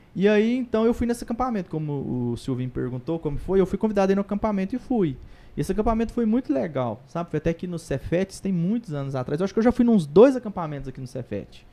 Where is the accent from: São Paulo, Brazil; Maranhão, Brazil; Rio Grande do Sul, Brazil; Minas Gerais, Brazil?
Minas Gerais, Brazil; Patrocínio; lá em Patrocínio, minha cidade natal